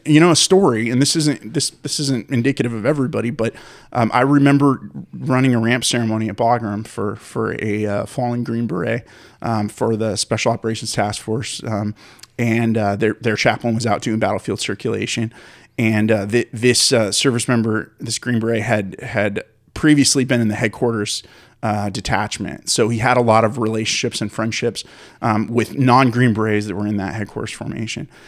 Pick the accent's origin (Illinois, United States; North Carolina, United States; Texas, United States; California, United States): California, United States; San Francisco; I grew up in the Bay Area of California in San Francisco